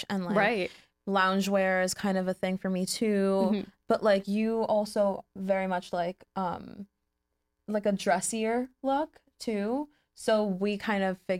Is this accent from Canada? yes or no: no; Montauk, New York, United States; Montauk, which is my hometown